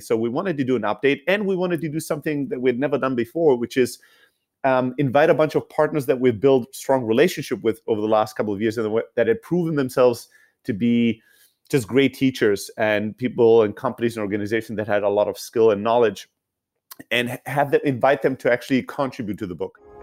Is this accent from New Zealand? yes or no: no; Germany; moved away as an adult; also born or lived in Greece / San Francisco, United States; now in United States; originally from Greece, uh, born and raised in Germany, and then came to the U S, uh, I think fourteen years ago now